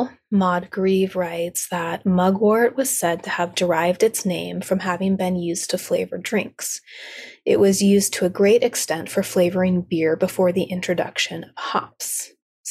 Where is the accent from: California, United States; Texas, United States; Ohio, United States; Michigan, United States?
California, United States; South Lake Tahoe; now in Sierra foothills, United States; my hometown of South Lake Tahoe